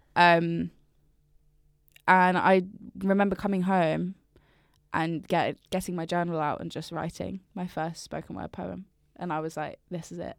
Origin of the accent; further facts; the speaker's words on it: Brighton, South East England, United Kingdom; moved away as an adult; also born or lived in London; I'm from Brighton, but I lived in London for, like, years